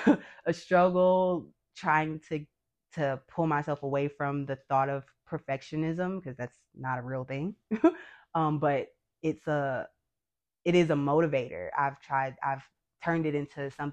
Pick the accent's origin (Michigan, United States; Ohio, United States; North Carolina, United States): Michigan, United States; Detroit; born and raised in Detroit, grew up on the West Side